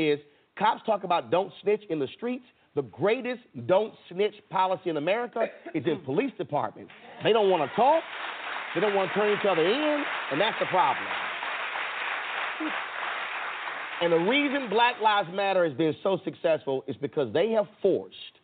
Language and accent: English; Houston, Texas, United States; Growing up in Houston, I wasn't raised to hate cops